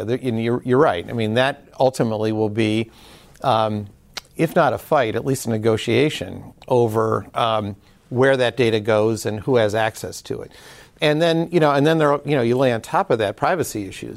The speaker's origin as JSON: {"language": "English", "town": "Detroit", "region": "Michigan", "country": "United States"}